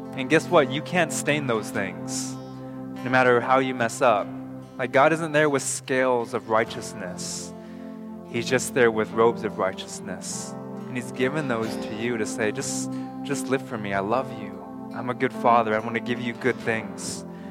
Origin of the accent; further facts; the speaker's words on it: North Carolina, United States; now in Canada; North Carolina